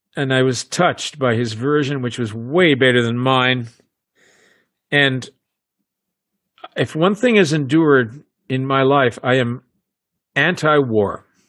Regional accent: United States; I'm an American

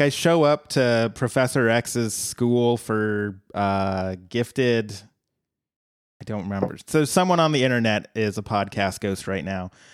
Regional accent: Colorado, United States; my home state

